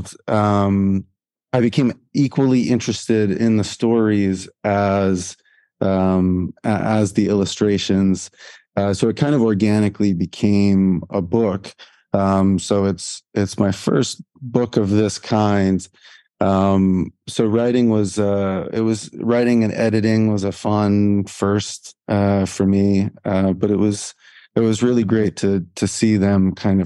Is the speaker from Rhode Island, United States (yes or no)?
yes; Providence, Rhode Island, United States; moved away as an adult; also born or lived in Edinburgh, Scotland; now in Dubai, United Arab Emirates; I'm from Providence, Rhode Island, United States.